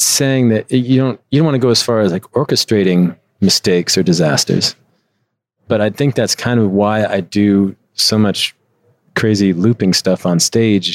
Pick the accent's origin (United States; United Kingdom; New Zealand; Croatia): United States; Chicago, Illinois; moved away as an adult; also born or lived in Midwest; now in Los Angeles, United States; I would come back to what was supposed to be my hometown.